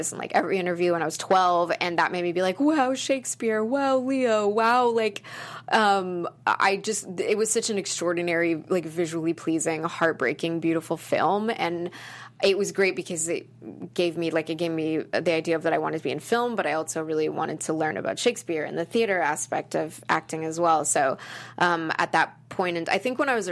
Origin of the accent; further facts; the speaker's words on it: Calgary, Alberta, Canada; moved away as an adult; now in Los Angeles, United States; I grew up in Calgary, Alberta, Canada